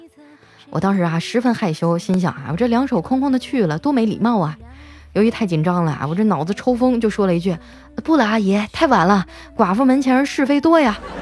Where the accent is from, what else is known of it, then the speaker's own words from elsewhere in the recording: Harbin, Heilongjiang, China; 我们哈尔滨的姑娘啊，个个的都长得可漂亮了